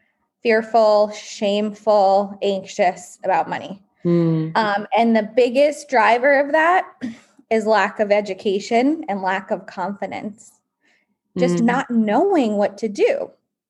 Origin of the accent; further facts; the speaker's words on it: East Coast, United States; also born or lived in New York; my background is grew up on the East Coast